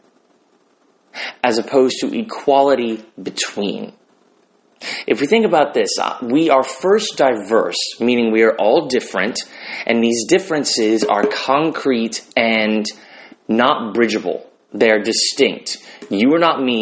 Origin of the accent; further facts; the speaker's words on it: United States; I'm an American